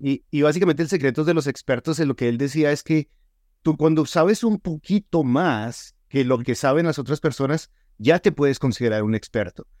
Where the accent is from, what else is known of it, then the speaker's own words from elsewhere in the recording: Colombia; now in Utah, United States; yo soy colombiano